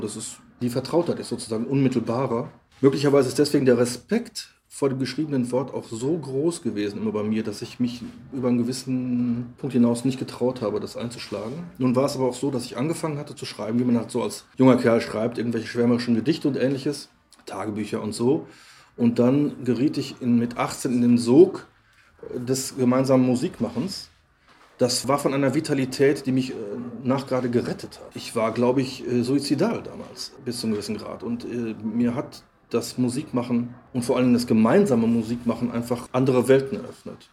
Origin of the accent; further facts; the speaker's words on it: Lippstadt, North Rhine-Westphalia, Germany; moved away; also born or lived in Cologne; nun ist ja Lippstadt, Nolens-Wohlens mein Geburtsort und der Ort, in dem ich aufgewachsen bin